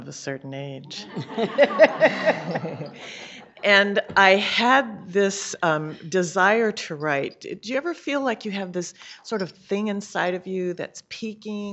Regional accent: California, United States; I'm from California

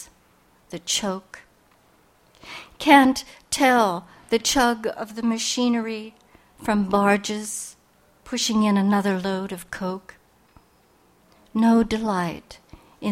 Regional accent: Monongahela River valley, western Pennsylvania, United States; also born or lived in Japan; my family moved to western Pennsylvania, and we were plunked down into the Steel Mill Valley along the Monongahela River

